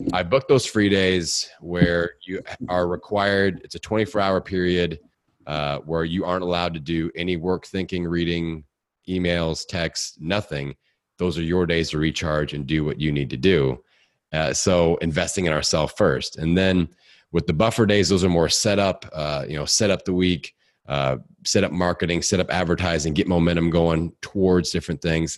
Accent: Bloomington, Indiana, United States; born or raised there

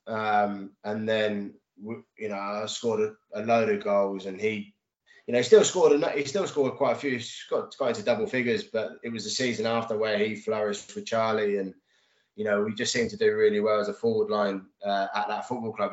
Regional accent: Reading, South East England, United Kingdom; what was my hometown club and you know i've been going to reading since the age of sort of 12 13 years old

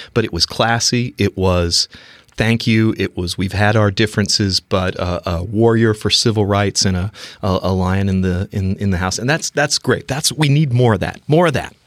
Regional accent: North Carolina, United States; growing up in North Carolina

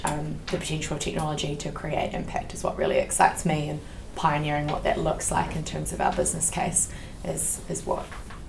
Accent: Christchurch, Canterbury, New Zealand; And I'm from Christchurch as well originally.

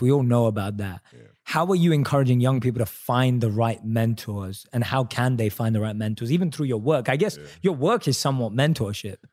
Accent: London, United Kingdom; I'm a British Indian, right? Born and raised in London, Indian

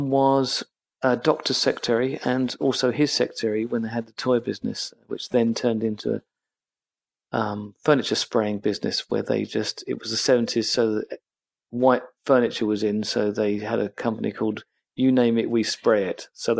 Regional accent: England, United Kingdom; As an English person, you just think this is heaven, actually, weather-wise.

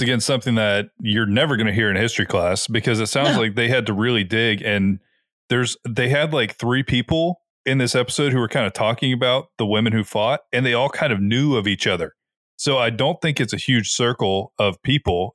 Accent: the South, United States; we are all from the South

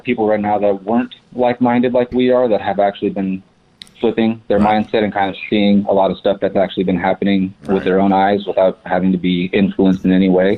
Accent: Fontana, California, United States; also born or lived in high desert, California; now in Palm Springs, United States; I was actually born in the high desert and then grew up in Fontana. So I grew up in San Bernardino County and then moved out here to the Palm Springs area

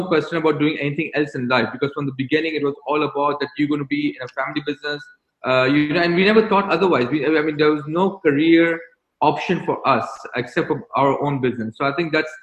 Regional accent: Bahrain; was born in Bahrain. I was raised in Bahrain. I consider myself as a Bahraini.

